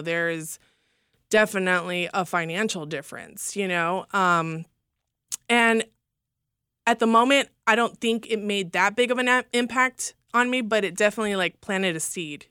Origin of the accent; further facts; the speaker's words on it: Los Angeles, California, United States; also born or lived in Fresno, California / Oklahoma City, Oklahoma; we lived right there on Hollywood Boulevard